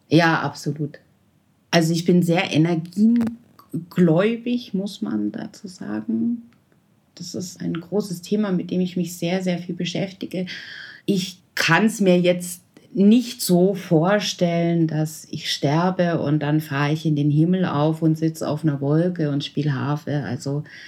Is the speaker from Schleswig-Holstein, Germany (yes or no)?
no; Nördlingen, Bavaria, Germany; im Altenheim in Nördlingen, wo ich herkomme